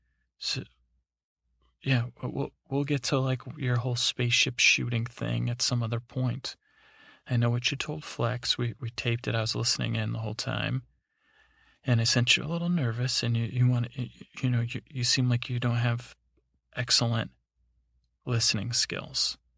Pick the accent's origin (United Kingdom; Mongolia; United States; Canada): United States; Iowa; I'm not from parts unknown. I'm from Iowa.